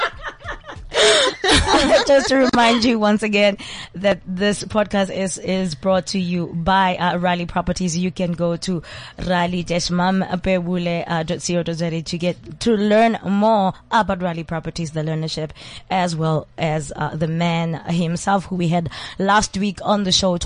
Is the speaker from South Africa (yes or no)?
yes; Soweto, Gauteng, South Africa; I'm from Soweto, right? And as a Sowetan